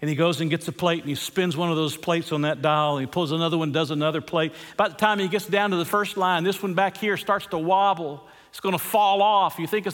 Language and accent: English; United States; we're American citizens